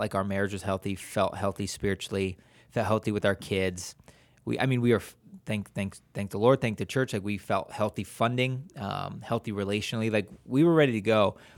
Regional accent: Wadsworth, Ohio, United States; moved away as an adult; now in San Jose, Costa Rica; we're from Watsworth, Ohio, and then we are living in San Jose, Costa Rica

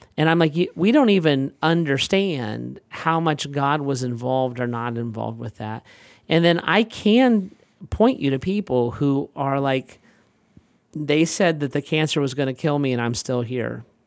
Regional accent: United States; I'm an American

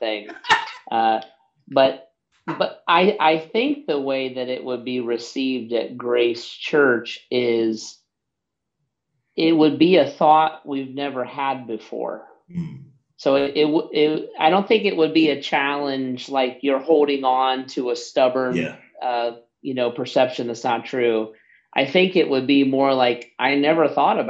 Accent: Southern Ohio, United States; I grew up in Southern Ohio

